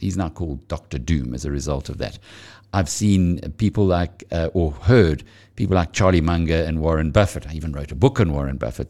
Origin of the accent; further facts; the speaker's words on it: KwaZulu-Natal, South Africa; I'm from KwaZulu-Natal.